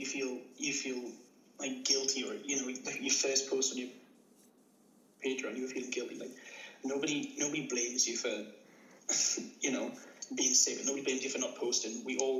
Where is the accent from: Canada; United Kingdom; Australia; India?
United Kingdom; The UK. Near the border with Scotland.